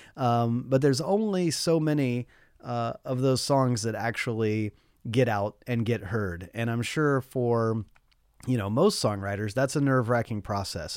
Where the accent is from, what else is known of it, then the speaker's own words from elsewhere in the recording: Nashville, Tennessee, United States; I wanted nothing to do with country music when I was growing up as a kid in Nashville.